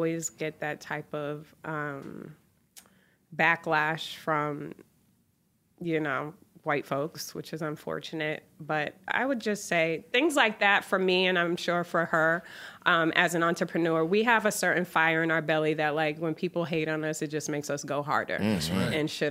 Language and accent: English; Boston, Massachusetts, United States; moved away; also born or lived in Atlanta; I'm from Boston originally